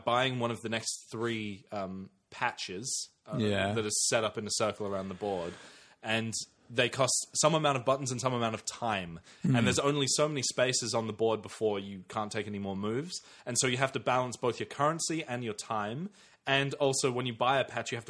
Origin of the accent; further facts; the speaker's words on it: England, United Kingdom; when I was younger, living in England.